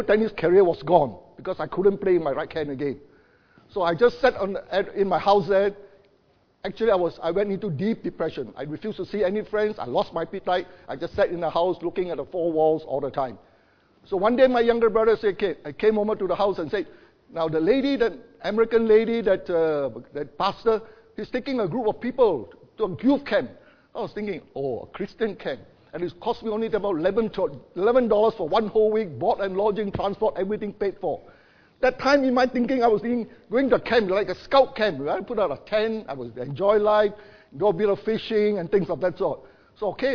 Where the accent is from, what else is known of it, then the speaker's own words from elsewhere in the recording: Ipoh, Perak, Malaysia; moved away as an adult; now in Darwin, Australia; there were altogether 24 of us that came from Ipoh. That was my hometown.